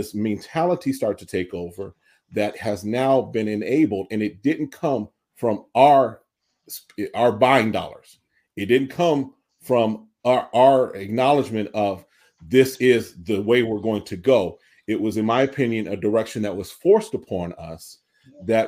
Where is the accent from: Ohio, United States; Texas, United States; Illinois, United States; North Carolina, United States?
Illinois, United States; Chicago; I'm growing up in Chicago